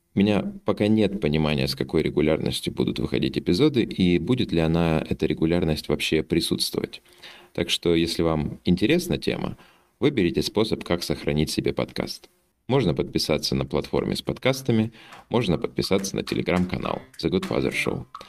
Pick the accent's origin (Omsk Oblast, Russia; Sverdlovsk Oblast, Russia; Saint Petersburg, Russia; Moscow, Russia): Omsk Oblast, Russia; Omsk; now in Lisbon, Portugal; Родился я в Сибири, в городе Омске, а живу в Лиссабоне